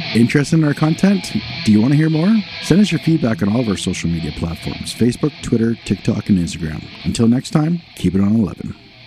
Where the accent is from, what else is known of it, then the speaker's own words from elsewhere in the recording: Canada; accent: Canadian; do we have a Canadian accent